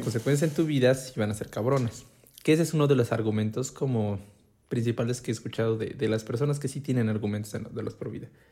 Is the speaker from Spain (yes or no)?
no; Puebla, Mexico; como todo poblano